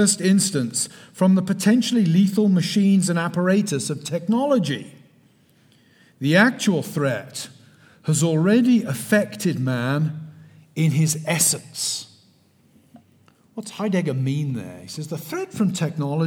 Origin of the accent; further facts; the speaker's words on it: South West England, United Kingdom; moved away as an adult; now in United States; I'm not from Texas. I'm from the West Country of England. I emigrated in 2001. I've been here 21 years.